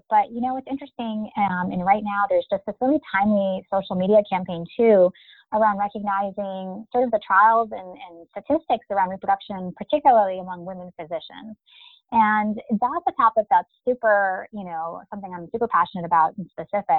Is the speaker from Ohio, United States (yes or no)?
no; Michigan, United States; moved away as an adult; also born or lived in Chicago, Illinois / North Carolina / New York City; I am a Midwesterner originally. I was born in Chicago and grew up in Michigan. So that's kind of where I spent the first 18 years of my life